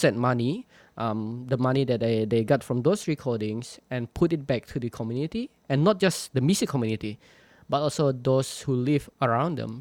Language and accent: English; Indonesia; moved away as an adult; I was born in in Borneo in the jungle of Borneo. I grew up there, and I spent much of my childhood, like 18, the first 18, 19 years of my life there